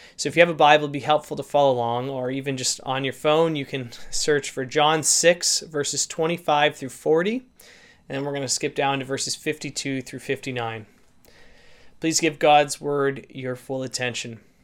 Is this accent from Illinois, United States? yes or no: no; St. Louis, Missouri, United States; now in Canada; I actually grew up in the Saint Louis area